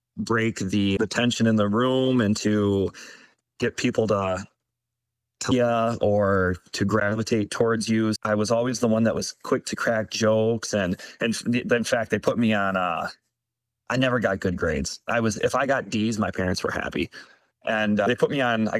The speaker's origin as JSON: {"language": "English", "town": "Baraboo", "region": "Wisconsin", "country": "United States", "tie": "born or raised there", "said": "Born and raised in Baraboo. One of those people that never really left home"}